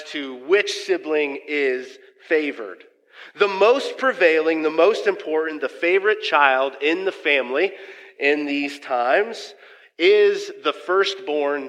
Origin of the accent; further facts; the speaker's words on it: Kansas City, Missouri, United States; moved away as an adult; now in Council Bluffs, United States; my hometown, where I'm actually from, grew up the first 30 years of my life, is good old Kansas City, Missouri